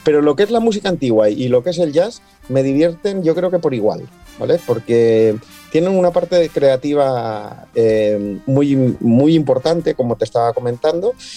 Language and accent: Spanish; Valencian Community, Spain; moved away as an adult; now in Gran Canaria, Spain; soy de un pueblo muy pequeño en la provincia de Alicante, en el interior de Alicante, nací y me crié allí